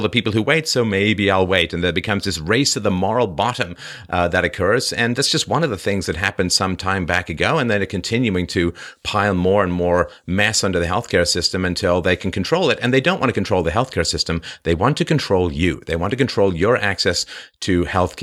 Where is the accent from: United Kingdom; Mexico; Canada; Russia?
United Kingdom; England; moved away; also born or lived in Ireland; I sort of was born in Ireland and I grew up in England and spent a lot of time in Europe